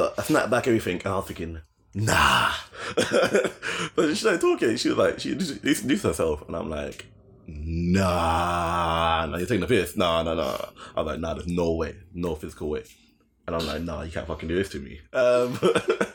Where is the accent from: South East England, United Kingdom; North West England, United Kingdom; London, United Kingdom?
London, United Kingdom; I'm from Greenwich